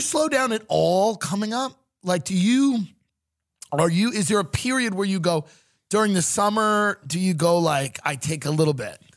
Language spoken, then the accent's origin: English; New York, United States; moved away; I come from New York.